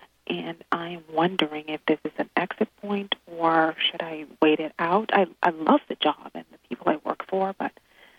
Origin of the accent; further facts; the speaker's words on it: Bahamas; now in California, United States; I'm from the Bahamas originally, and I live in California now